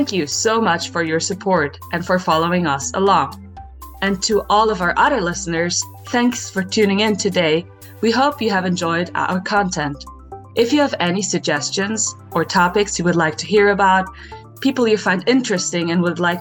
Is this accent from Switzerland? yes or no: yes; Switzerland; now in North Carolina, United States; I'm originally from Switzerland, now studying in the same PhD program as Gigi called Integrated Coastal Sciences at ECU